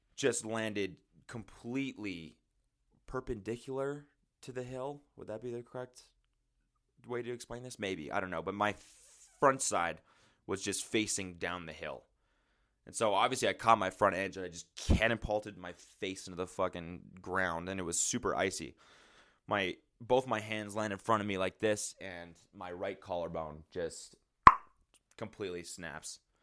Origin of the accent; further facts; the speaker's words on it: Calgary, Alberta, Canada; Growing up in Calgary